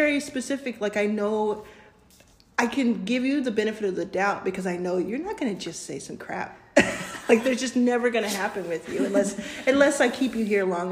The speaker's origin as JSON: {"language": "English", "region": "Texas", "country": "United States", "tie": "born or raised there", "moved": "yes", "lives_now": "California, United States", "said": "I grew up in Texas, mind you, and live in California"}